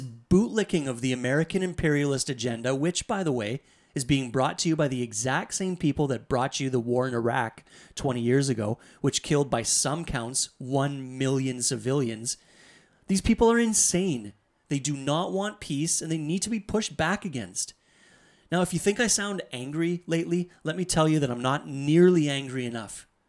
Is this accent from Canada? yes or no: yes; Canada; I'm from Canada